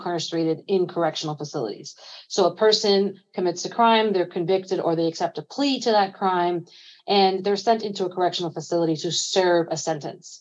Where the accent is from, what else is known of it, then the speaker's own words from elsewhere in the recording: New York City, New York, United States; I was born and raised in East New York, Brooklyn